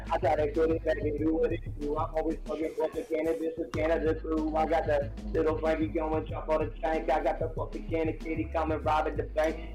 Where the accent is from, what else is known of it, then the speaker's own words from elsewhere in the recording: Kansas City, United States; I'm from Kansas City alien.